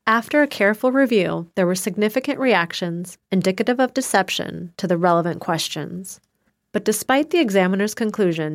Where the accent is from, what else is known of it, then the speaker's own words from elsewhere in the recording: Midwest, United States; moved away; his Midwestern hometown, which also happens to be my hometown